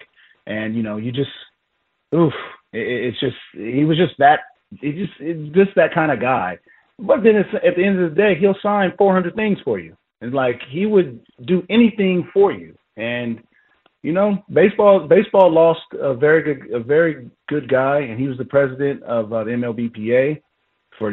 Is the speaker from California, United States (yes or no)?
yes; San Diego, California, United States; moved away as an adult; also born or lived in Baltimore; I'm not from Baltimore. I'm from San Diego. You know, I represent San Diego